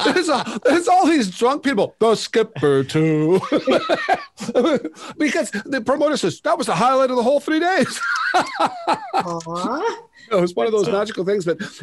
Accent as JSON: {"language": "English", "town": "Sault Ste. Marie", "region": "Ontario", "country": "Canada", "moved": "yes", "said": "Even though I'm from Sault Ste. Marie, when I moved to go on the road, I came out west."}